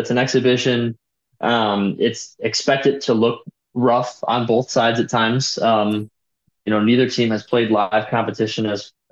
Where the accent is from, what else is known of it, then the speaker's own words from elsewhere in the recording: Maryland, United States; People forget, but I am from Maryland.